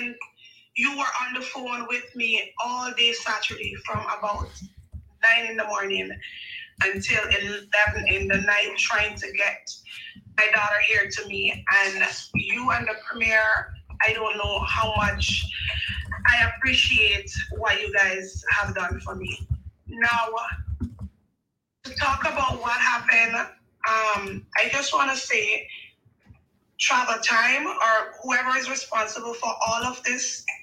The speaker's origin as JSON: {"language": "English", "town": "Montego Bay", "region": "Saint James", "country": "Jamaica", "said": "I'm from Montego Bay."}